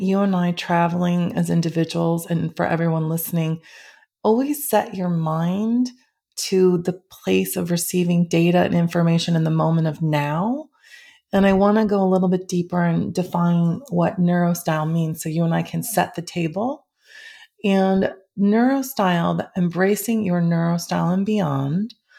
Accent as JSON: {"language": "English", "region": "Midwest", "country": "United States", "tie": "born or raised there", "said": "in the Midwest from a very lovely family"}